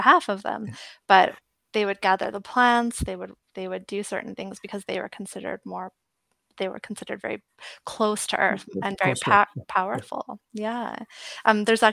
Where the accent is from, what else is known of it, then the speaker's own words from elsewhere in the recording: Edmonton, Alberta, Canada; moved away as an adult; now in Canmore, Canada; I grew up in Edmonton